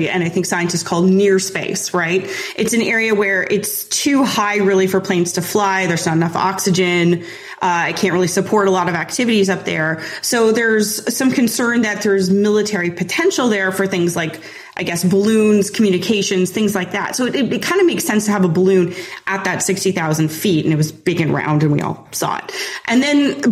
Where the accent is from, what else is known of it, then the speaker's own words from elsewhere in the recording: Canada; I'm Canadian